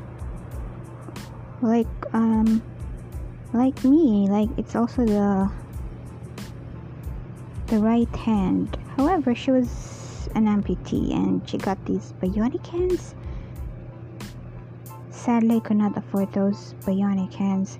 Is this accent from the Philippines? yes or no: yes; Philippines; I'm Filipino, so anyone there who wants to learn Tagalog, I could really teach you